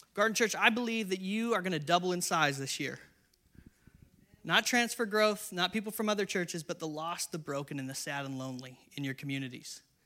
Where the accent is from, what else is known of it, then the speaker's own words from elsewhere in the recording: San Diego, California, United States; also born or lived in Inland Empire, California / Northern Ireland; I'm from San Diego